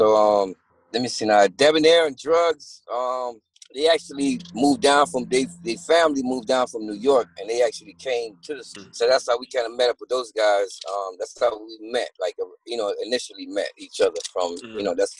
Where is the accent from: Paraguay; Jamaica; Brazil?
Jamaica; Kingston; moved away; also born or lived in Miami, Florida; I'm Jamaican born. I'm born in Jamaica.